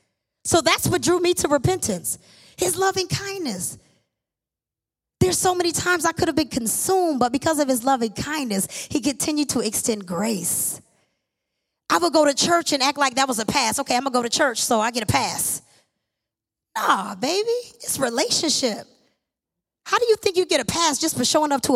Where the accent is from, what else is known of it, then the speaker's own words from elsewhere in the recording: Lansing, Michigan, United States; I was born and raised here in Lansing, Michigan